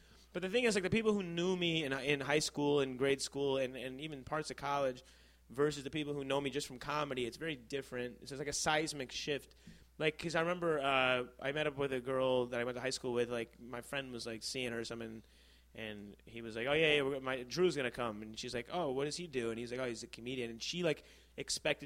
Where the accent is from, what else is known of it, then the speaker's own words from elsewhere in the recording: Stevenson High School, Illinois, United States; also born or lived in Chicago; Stevenson High School.